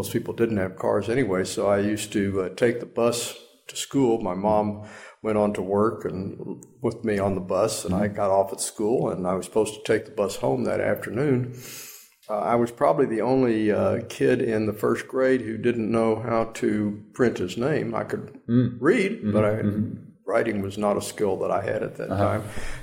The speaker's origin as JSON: {"language": "English", "town": "Austin", "region": "Texas", "country": "United States", "tie": "born or raised there", "also_born_or_lived": "Washington, D.C.", "said": "we moved to Texas probably when I was about a year and a half old because my mother had actually grown up there after coming to the States"}